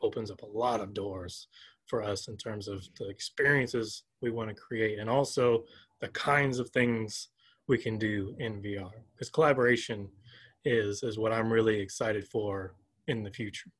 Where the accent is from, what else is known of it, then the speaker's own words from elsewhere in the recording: Augusta, Georgia, United States; now in Urbana, United States; I'm originally from Augusta, Georgia